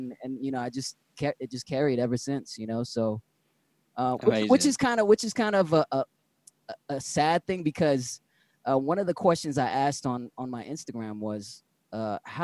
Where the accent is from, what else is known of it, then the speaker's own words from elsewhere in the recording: San Francisco, California, United States; born and raised in San Francisco